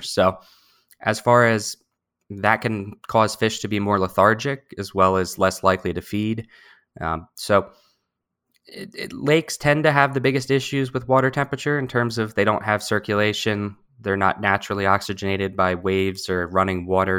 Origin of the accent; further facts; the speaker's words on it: New Jersey, United States; I have spent my whole life living in New Jersey. I grew up down in South Jersey.